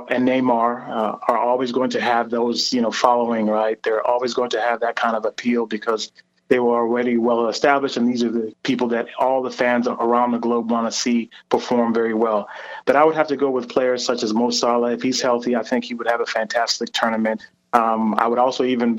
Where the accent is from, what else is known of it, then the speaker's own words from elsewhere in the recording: Germany; I was born in Germany